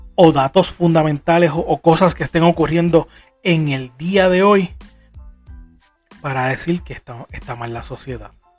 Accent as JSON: {"language": "Spanish", "country": "Puerto Rico", "said": "como puertorriqueño"}